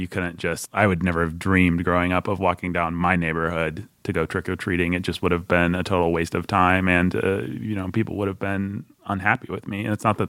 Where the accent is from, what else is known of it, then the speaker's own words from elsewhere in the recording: Bloomington, United States; Well, I grew up in Bloomington. I've lived in two university towns.